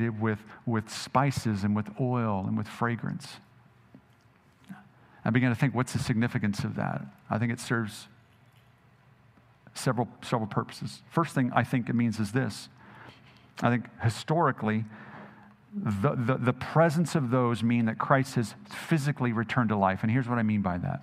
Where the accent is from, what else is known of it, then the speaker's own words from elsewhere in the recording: Jackson, Mississippi, United States; I grew up in Jackson, Mississippi for much of my adult life.